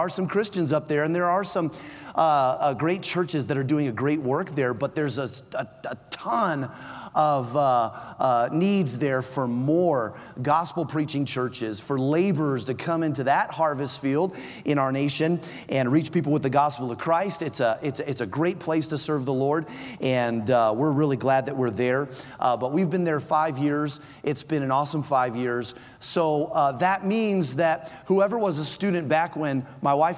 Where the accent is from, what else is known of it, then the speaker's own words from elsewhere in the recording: Palmdale, California, United States; moved away; I grew up here in Palmdale, Lancaster area